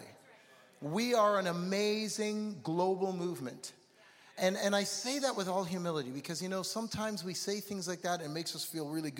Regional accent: Toronto, Ontario, Canada; I'm from Toronto

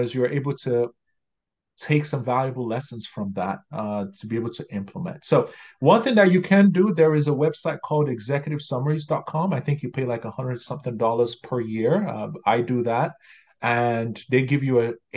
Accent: Nigeria; moved away as an adult; now in Canada; Growing up in Nigeria

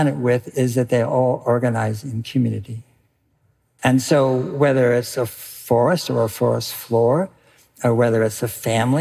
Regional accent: California, United States; I grew up in California

